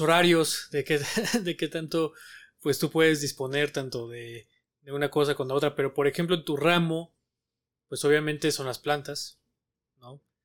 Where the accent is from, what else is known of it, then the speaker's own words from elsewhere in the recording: Mexico; como mexicanos que somos y como por vivir aquí